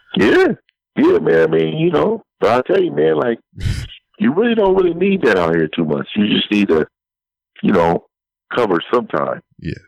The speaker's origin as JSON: {"language": "English", "town": "San Francisco", "region": "California", "country": "United States", "tie": "born or raised there", "moved": "yes", "said": "I'm originally from San Francisco, so I was born and raised there"}